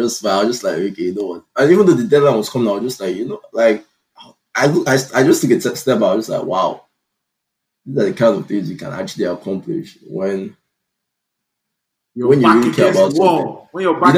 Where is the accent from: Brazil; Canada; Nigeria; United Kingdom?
Nigeria; now in United States; the Nigerian man that I am